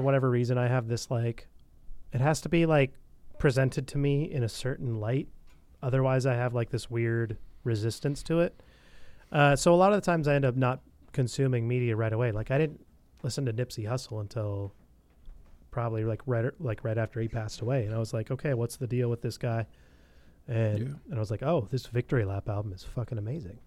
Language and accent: English; Bellingham, Washington, United States; in Bellingham, in my hometown